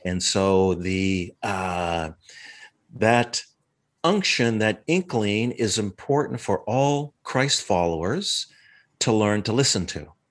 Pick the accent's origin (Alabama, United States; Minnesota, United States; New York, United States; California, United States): Minnesota, United States; moved away as an adult; now in San Diego, United States; I was, uh, born and raised in Minnesota.